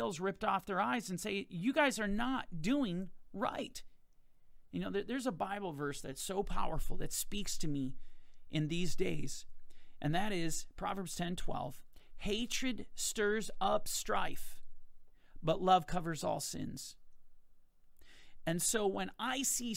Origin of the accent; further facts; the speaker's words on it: Minneapolis, Minnesota, United States; this is right in my hometown